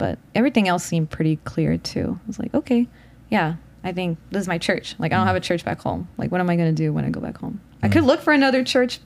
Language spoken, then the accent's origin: English; Houston, Texas, United States; moved away as an adult; also born or lived in Chicago; I'm from Houston. That's where like my parents and my siblings are